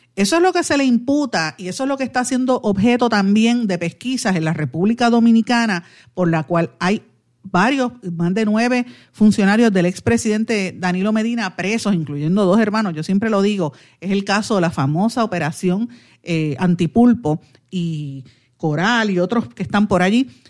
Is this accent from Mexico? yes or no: no; Puerto Rico